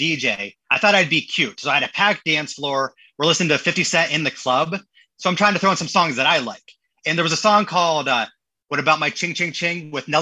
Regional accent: Corry, Pennsylvania, United States; also born or lived in Erie, Pennsylvania; fourth grade, I settled down in a kind of a rural area, Corry, Pennsylvania

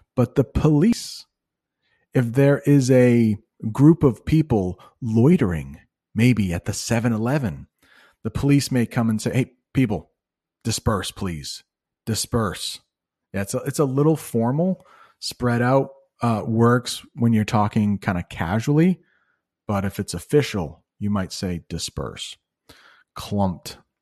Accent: United States; As an American

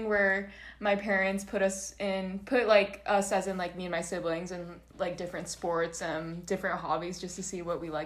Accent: Orange County, California, United States; also born or lived in San Bernardino County, California; now in San Diego, United States; I'm from Orange County, but my family and I moved from San Bernardino County to Orange County when I was, I think, in middle school, when I was in sixth grade

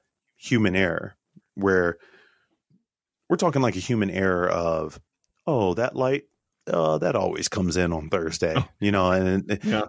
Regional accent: Cleveland, Ohio, United States; moved away as an adult; also born or lived in Great Lakes, Illinois / Goose Creek, South Carolina; growing up in Cleveland

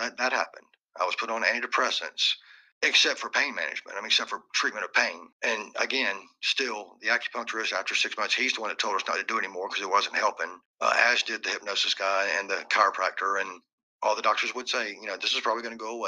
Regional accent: Warner Robins, Georgia, United States; born or raised there

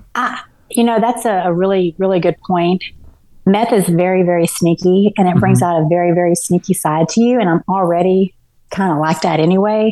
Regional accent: Garland, Texas, United States; also born or lived in Dallas, Texas / Mesquite, Texas; I grew up, I was born in Dallas and um, was pretty much raised in Garland, Texas

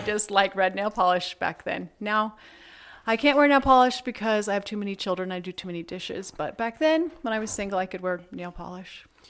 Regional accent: Shelby, Iowa, United States; I grew up in Shelby, Iowa, which is a small town in the middle of the Midwest

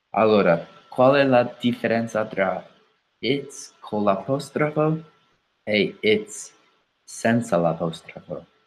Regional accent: United States; Italian is a second language; Io sono americano

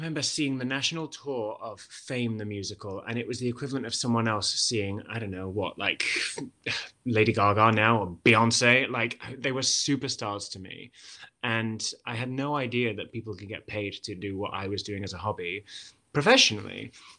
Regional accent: Wales, United Kingdom; accent: Welsh; If I was to speak with a Welsh accent, it would be much more melodic and kind of really over-articulated like this. The consonants are really overpronounced. And so I've never really had that strong a Welsh accent.

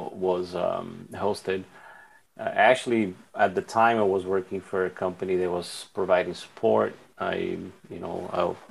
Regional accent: Piracicaba, São Paulo, Brazil; now in São Paulo, Brazil; I'm from a town called Piracicaba, which is in the countryside. I now reside in São Paulo.

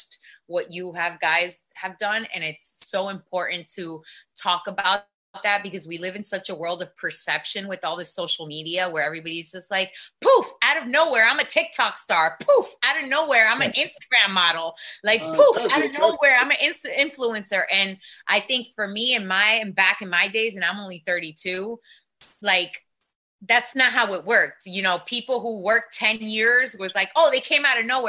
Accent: South Florida, United States; also born or lived in Long Island, New York; I was born in Long Island, but I was raised in South Florida. So for me, I'm a Miami, I'm a South Florida girl

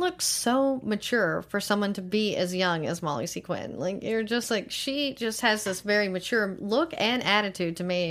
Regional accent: Tyler, Texas, United States; I'm from Tyler.

